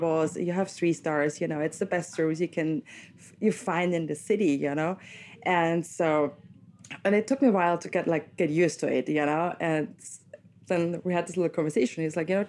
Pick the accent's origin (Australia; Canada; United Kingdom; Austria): Austria; Wachau, Lower Austria; moved away as an adult; now in New York, United States; I grew up in Wachau. I grew up in a little village, you know, 10,000 people, never lived in a big city before.